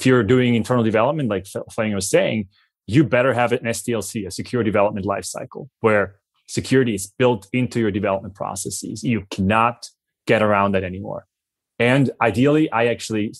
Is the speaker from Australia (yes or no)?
no; Switzerland; accent: Swiss; my Swiss accent